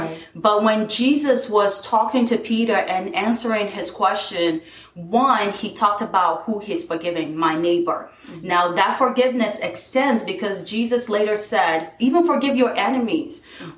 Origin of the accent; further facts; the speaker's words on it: southern Nigeria, Nigeria; born there; moved away; I was born in Nigeria. I was born in the southern part of Nigeria, and we moved here